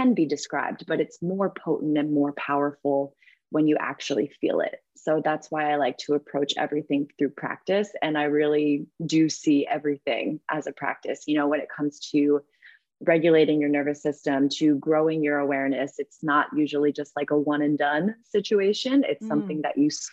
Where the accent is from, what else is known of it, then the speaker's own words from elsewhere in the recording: East Coast, United States; also born or lived in New York; now in California, United States; I'm from the East Coast